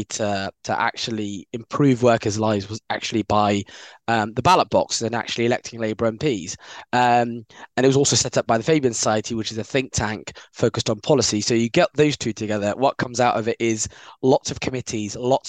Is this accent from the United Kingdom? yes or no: yes; London, United Kingdom; I live in South London now, but I'm from West London